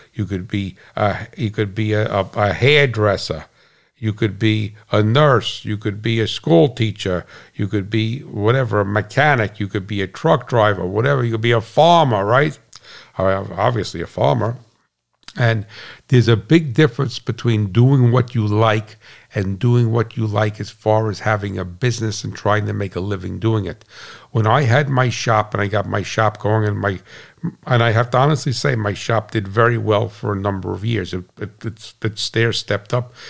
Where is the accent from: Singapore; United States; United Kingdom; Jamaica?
United States; I'm an American